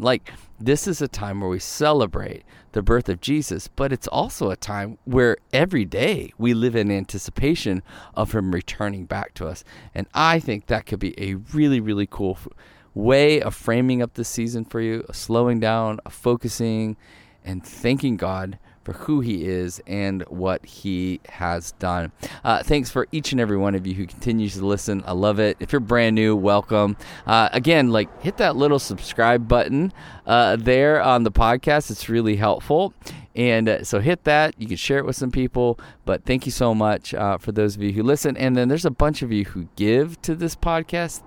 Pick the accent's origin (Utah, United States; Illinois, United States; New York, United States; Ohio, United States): Ohio, United States; also born or lived in Michigan; now in Arizona, United States; I grew up in Ohio